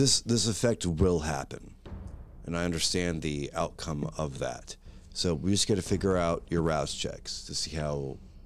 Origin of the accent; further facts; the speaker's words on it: United States; I'm American